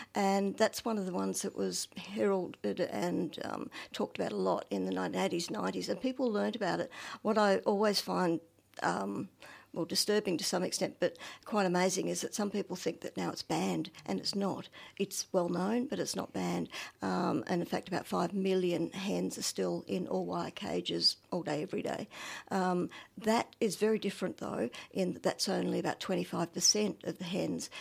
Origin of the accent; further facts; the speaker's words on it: Northern Victoria, Australia; I'm from Northern Victoria. Um, my family were farmers, are farmers, so I, yes, but my first, well, two decades or so on a dairy farm